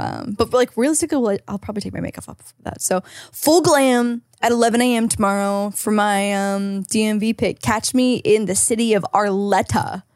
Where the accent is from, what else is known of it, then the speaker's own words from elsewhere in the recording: Canada; now in California, United States; as a Canadian